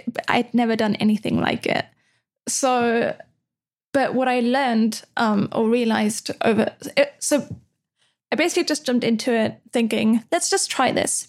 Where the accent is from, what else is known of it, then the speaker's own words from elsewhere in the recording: Austria; moved away as an adult; also born or lived in Netherlands; now in Amsterdam, Netherlands; I'm from Austria. Austria is super old school with a lot of things.